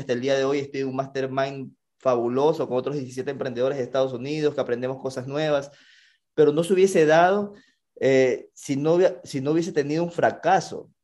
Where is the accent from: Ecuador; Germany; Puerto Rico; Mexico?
Ecuador; como buen latino que somos, como buen, buen ecuatoriano